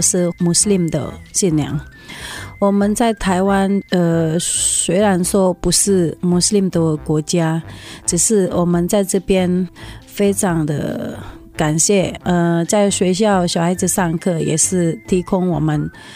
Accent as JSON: {"language": "Chinese", "country": "Indonesia", "moved": "yes", "lives_now": "Taiwan", "said": "我来自印尼啊。我们家是全家都是穆斯林的信仰。我们在台湾，"}